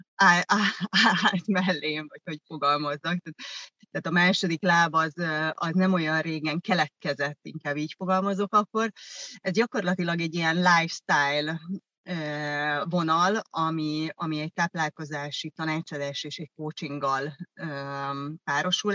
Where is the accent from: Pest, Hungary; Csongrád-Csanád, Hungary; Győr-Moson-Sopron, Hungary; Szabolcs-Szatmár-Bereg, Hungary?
Pest, Hungary; Vác; first language German; Hungarian is a second language; also born or lived in East Germany (GDR) / Veszprém, Hungary; mi Vácon jártunk együtt iskolába, ö, én gyakorlatilag akkor kerültem Vácra, mert hogy eredetileg, nem eredetileg, én Németországba születtem, német anyanyelvel